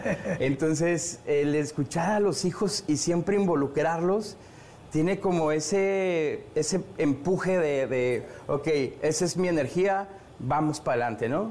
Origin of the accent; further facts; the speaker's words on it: Mexico; en mi país, en México